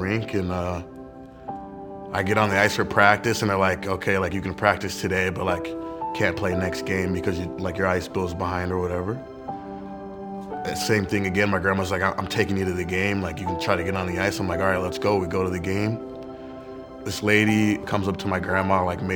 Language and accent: English; Jacksonville, Florida, United States; I'm from Jacksonville, Florida